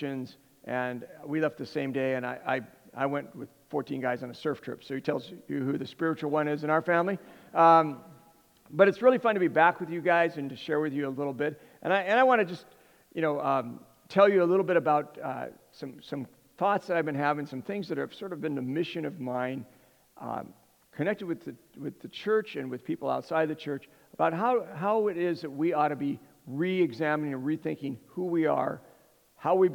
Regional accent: Southern California, United States; now in Hawaii, United States; I come from, where I was raised in Southern California

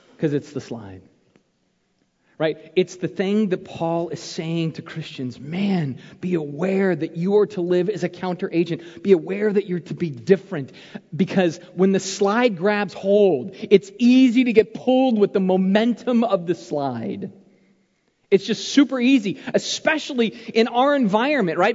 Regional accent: Arizona, United States; When I was a kid growing up in Arizona

